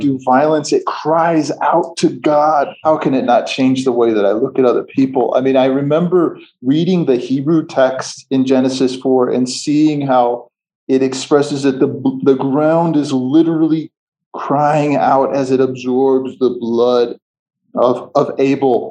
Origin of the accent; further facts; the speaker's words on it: outside of Chicago, Midwest, Illinois, United States; moved away as an adult; now in Ethiopia; I was born and raised outside of Chicago in the Midwest of the United States